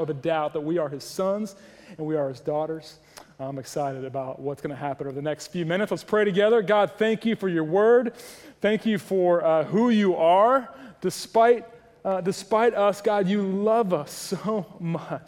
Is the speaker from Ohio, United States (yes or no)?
yes; Ohio, United States; moved away; When I was a boy growing up in Ohio, the great state of Ohio